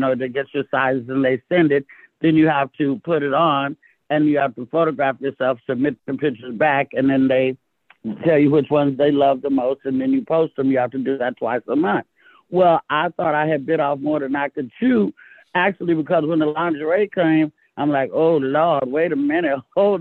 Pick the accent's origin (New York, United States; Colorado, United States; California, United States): California, United States; Castro Valley; also born or lived in Oakland; I was raised in the Bay Area, I went from Oakland to the suburbs of Castro Valley